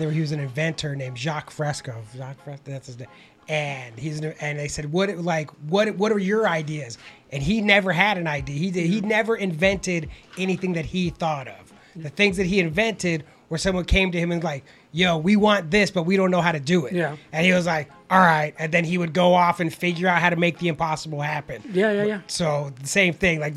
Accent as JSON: {"language": "English", "town": "Los Angeles", "region": "California", "country": "United States", "tie": "born or raised there", "said": "I grew up in Boyle Heights"}